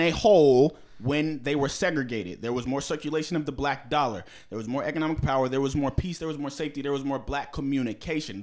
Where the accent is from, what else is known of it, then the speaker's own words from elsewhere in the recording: Bethesda, Maryland, United States; I'm from the Bethesda Naval Hospital in fucking Maryland, 'cause that's where the fuck I was born.